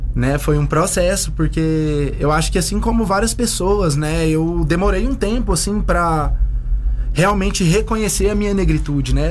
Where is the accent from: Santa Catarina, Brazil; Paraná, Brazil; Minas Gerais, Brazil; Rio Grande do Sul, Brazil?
Minas Gerais, Brazil; Uberlândia; moved away; lá na minha cidade, Uberlândia, em Minas Gerais